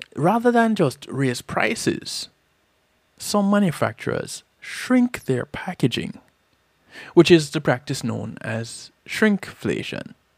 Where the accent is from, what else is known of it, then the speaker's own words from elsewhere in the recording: Jamaica; growing up in Jamaica